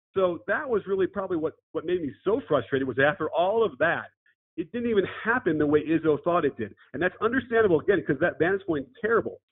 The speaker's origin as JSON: {"language": "English", "town": "Chicago", "region": "Illinois", "country": "United States", "tie": "born or raised there", "said": "I grew up in Chicago"}